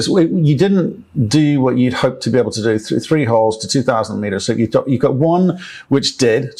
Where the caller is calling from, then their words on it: Cape Town, Western Cape, South Africa; Well, I'm calling you from Cape Town